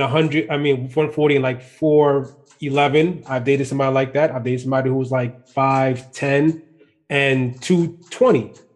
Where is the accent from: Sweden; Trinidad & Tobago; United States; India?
Trinidad & Tobago; I'm Trinidadian.